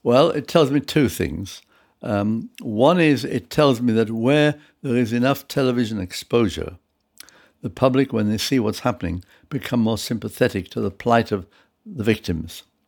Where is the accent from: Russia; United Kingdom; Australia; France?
United Kingdom; also born or lived in Prague, Czech Republic; I was brought up from the age of six in this country